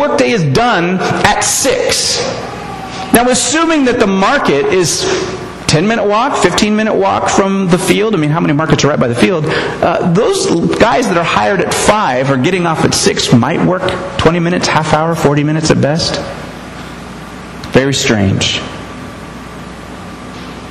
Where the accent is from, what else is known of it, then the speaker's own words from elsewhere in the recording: United States; I'm an American